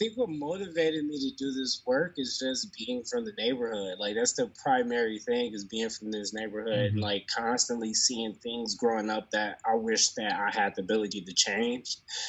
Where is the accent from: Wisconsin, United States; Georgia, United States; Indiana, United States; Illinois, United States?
Illinois, United States; Chicago; I'm from the west side of Chicago. I think that's an important part of who I am. It's something that's very near and dear to me.